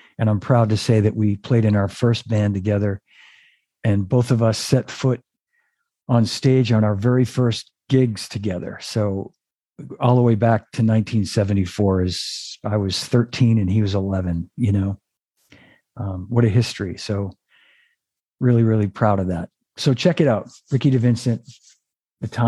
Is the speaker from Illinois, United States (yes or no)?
no; Melrose, Massachusetts, United States; We grew up together in Melrose, Massachusetts